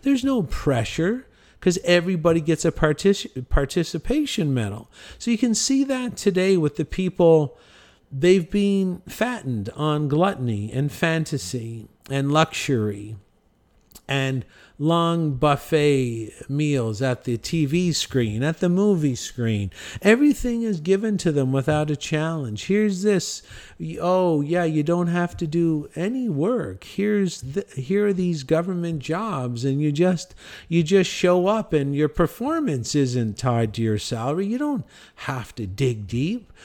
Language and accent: English; Canada; our natural death rate in my hometown in Canada is five hundred